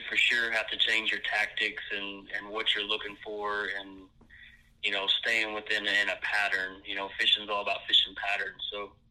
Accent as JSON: {"language": "English", "region": "the South", "country": "United States", "said": "I'm from the South"}